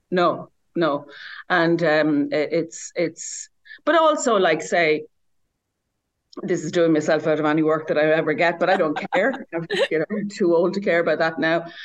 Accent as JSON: {"language": "English", "country": "Ireland", "tie": "born or raised there", "also_born_or_lived": "Dublin", "moved": "as an adult", "said": "I grew up in the country and I grew up at a certain time"}